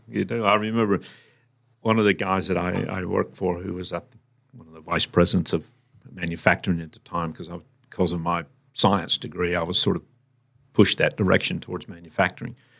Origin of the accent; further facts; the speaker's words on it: Virginia, United States; moved away; also born or lived in North Carolina; we relocated to Virginia, which is the next state up